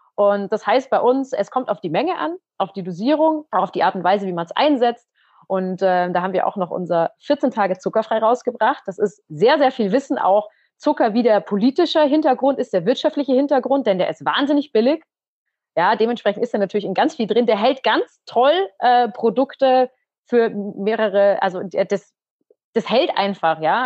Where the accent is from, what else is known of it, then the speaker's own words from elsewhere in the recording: Munich, Bavaria, Germany; aus unserer Heimatstadt. Wir kommen ja beide aus dem Umkreis, also aus dem Norden Münchens